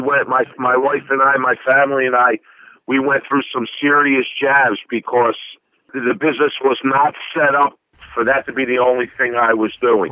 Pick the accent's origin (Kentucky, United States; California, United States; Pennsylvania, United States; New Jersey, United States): Pennsylvania, United States; Philadelphia; I'm born and raised in the Italian market area